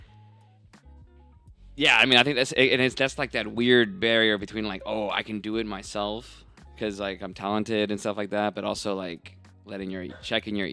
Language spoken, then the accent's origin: English; North Carolina, United States; moved away as an adult; now in Atlanta, United States; I love North Carolina, and that's my home state